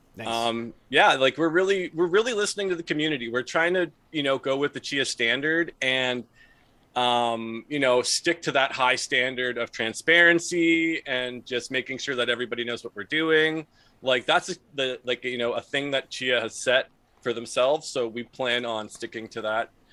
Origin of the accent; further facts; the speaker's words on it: Ontario, Canada; we're from Ontario